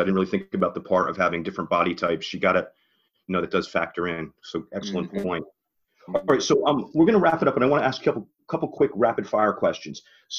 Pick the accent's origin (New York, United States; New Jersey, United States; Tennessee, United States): New Jersey, United States; I am a Jersey guy.